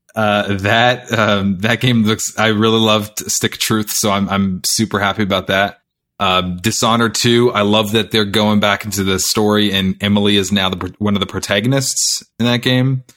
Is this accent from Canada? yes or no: yes; Canada; I'm Canadian